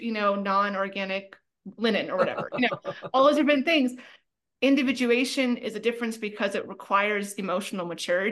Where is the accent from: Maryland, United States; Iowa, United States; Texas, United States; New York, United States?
Iowa, United States; I grew up in Iowa